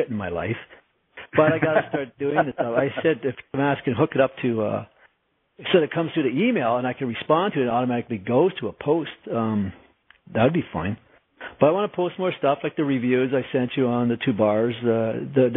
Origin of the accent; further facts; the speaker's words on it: Canada; I'm Canadian